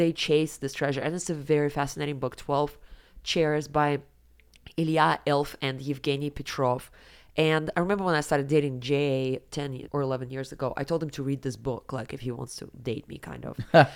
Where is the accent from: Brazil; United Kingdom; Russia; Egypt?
Russia; Siberia; moved away; when I was growing up in Siberia